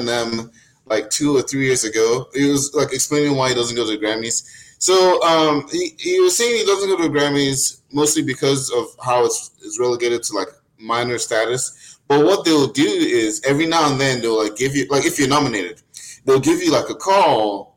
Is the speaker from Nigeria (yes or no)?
yes; Nigeria; I'm Nigerian